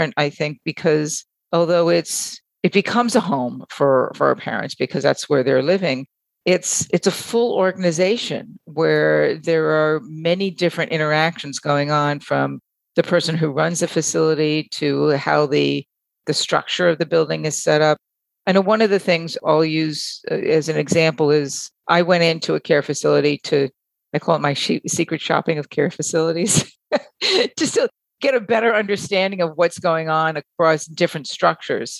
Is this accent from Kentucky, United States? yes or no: no; Long Island, New York, United States; As a kid, I remember in the neighborhood and the community that I grew up in Long Island